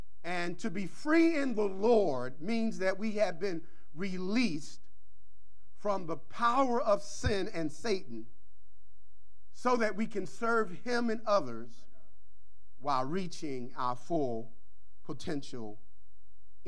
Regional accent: Philadelphia, Pennsylvania, United States; growing up in North Philadelphia

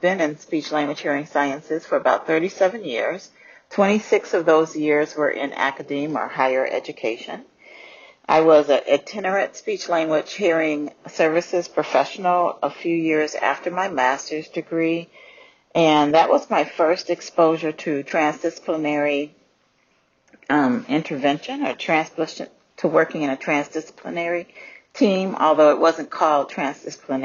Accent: Michigan, United States; moved away as an adult; also born or lived in Florida; I grew up in Michigan

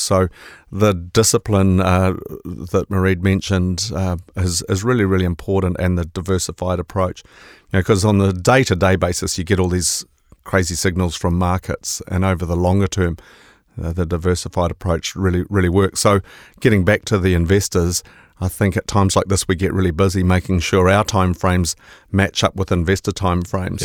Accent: Auckland, New Zealand; also born or lived in Te Puke; my life's largely been in Auckland, so I, I, I claim to be from Tipuki, but I guess I better call myself an Aucklander

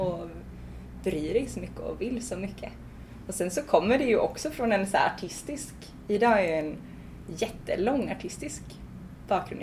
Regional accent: Svartedalen, north of Gothenburg, Bohuslän, Västra Götaland, Sweden; jag föddes i Svartedalen som är ett naturreservat norr om Göteborg i Bohuslän

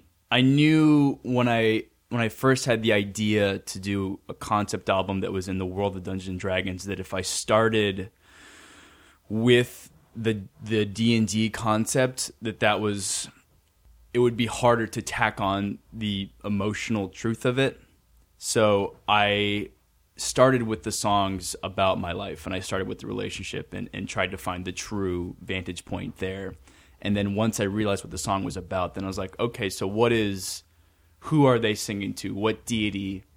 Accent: Tempe, Arizona, United States; I'm just getting going at this. My hometown is Tempe, Arizona, and I am on a mission to entertain.

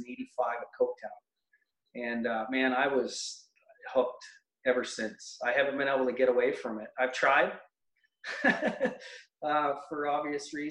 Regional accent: Mount Albert, Ontario, Canada; moved away as an adult; also born or lived in Newmarket; now in Lindsay, Canada; I grew up in Mount Albert, went to public school in Mount Albert, and then went to high school in Newmarket.

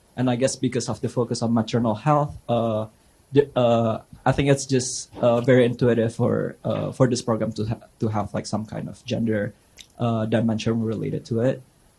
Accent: Indonesia; now in United States; I'm also from Indonesia, from the Kennedy School.

